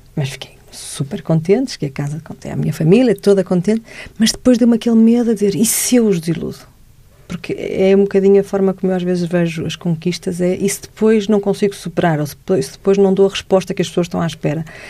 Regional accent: Portugal; eu era a menina que vinha de Portugal

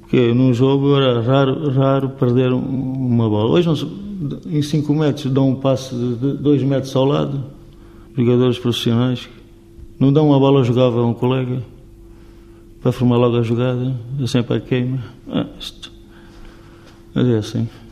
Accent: Vila Real, Norte, Portugal; Eu estou na minha terra

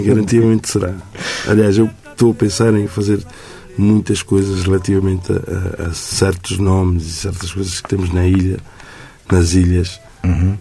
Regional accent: Príncipe Island, São Tomé & Príncipe; A Ilha do Príncipe, que é a minha terra

